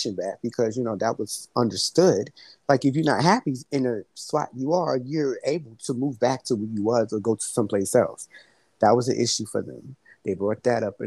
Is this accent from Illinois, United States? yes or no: no; New York City, New York, United States; I'm from Brooklyn